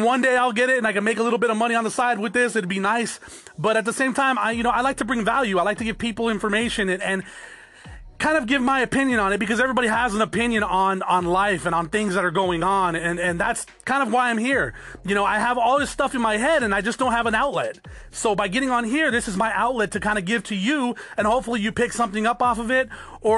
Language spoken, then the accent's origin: English; Arizona, United States; also born or lived in Norwalk, California; I was born there, but I was raised in Arizona